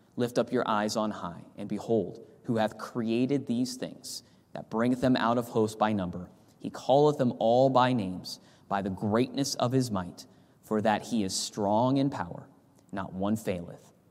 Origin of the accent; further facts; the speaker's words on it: California, United States; moved away; I grew up in California where the sun sets at the ocean